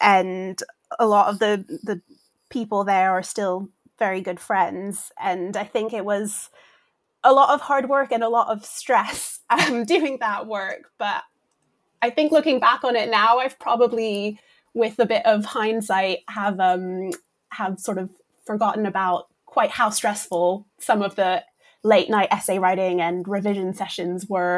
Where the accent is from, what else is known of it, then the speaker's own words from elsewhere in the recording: Brussels, Brussels-Capital Region, Belgium; And so my family is American, but we grew up in Europe. So I feel like we had sort of a mixture of classic American picture books and also some of the British ones and even some French ones because we lived in Brussels.